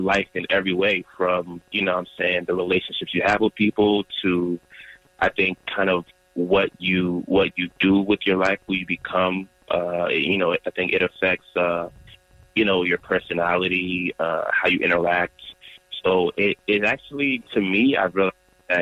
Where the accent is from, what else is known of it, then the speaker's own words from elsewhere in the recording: Durham, North Carolina, United States; also born or lived in Nigeria (ancestry); now in Charlotte, United States; Born and raised in Durham, North Carolina, a child of Nigerians